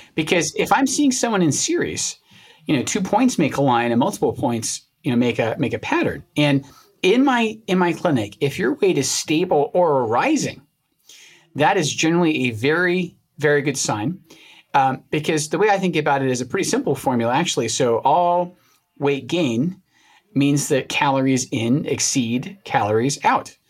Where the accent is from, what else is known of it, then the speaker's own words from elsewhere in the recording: Scotland, United Kingdom; moved away; places I grew up in Scotland